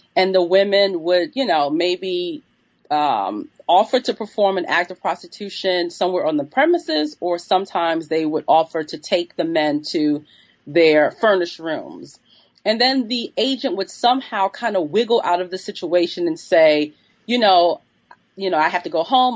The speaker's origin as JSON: {"language": "English", "town": "New York City", "region": "New York", "country": "United States", "tie": "born or raised there", "said": "I'm from New York City. I was born in the 1970s and grew up in, in New York City in the Bronx in 19, 1980s and 1990s"}